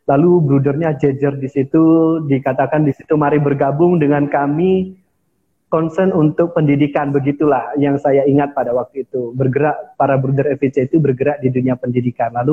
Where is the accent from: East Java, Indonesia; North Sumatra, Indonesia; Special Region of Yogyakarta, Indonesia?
North Sumatra, Indonesia; Nias; saya berasal dari Nias, Sumatera Utara.